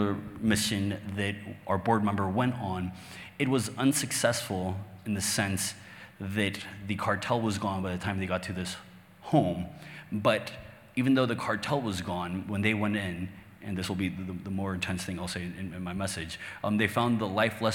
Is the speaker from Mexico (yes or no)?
yes; Mexico; English is a second language; I'm Mexican, born and raised. I live in Mexico to this day. English is my second language.